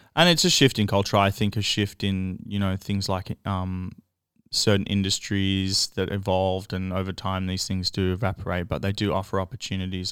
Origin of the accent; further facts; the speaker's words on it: Melbourne, Victoria, Australia; I grew up in Ascot Vale